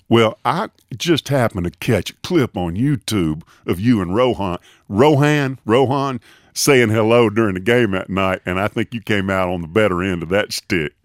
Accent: Tuscaloosa, Alabama, United States; Tuscaloosa, my hometown.

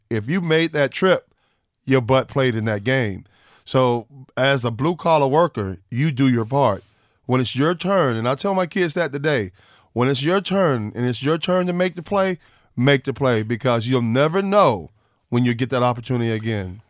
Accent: Orlando, Florida, United States; growing up in Orlando

